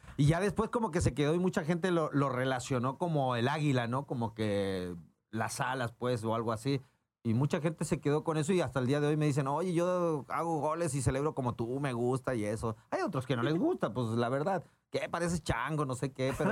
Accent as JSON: {"language": "Spanish", "country": "Chile", "also_born_or_lived": "Mexico", "moved": "as an adult", "said": "yo me inicié en Santiago Wander, soy chileno, eh, llegué el año 2001 al fútbol mexicano"}